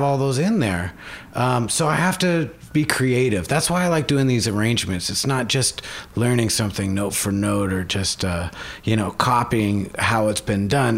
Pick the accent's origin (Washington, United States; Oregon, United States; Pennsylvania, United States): Washington, United States; Bellevue; I grew up in Seattle, or it's kind of a, uh, six miles away. It's a place called Bellevue